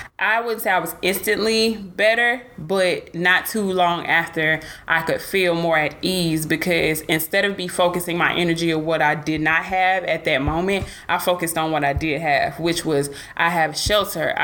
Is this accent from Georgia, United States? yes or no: yes; Atlanta, Georgia, United States; now in Dallas, United States; I'm from Atlanta